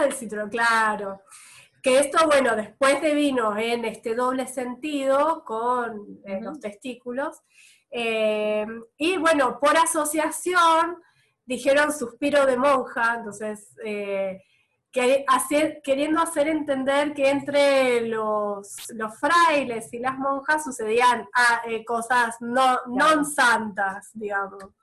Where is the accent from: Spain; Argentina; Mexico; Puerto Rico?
Argentina; Bahía Blanca, Buenos Aires Province; also born or lived in Italy; cuando volviera a mi provincia, cuando yo dije que, estaba, que vivía en Bahía Blanca